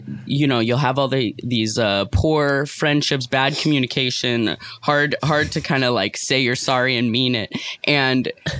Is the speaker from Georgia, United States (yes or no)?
no; New York City, New York, United States; Yeah, I was raised by artists in New York City.